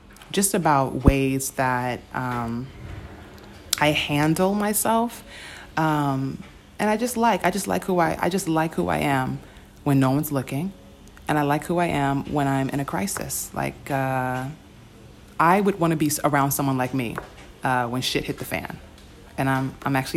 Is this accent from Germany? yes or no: no; United States; as an American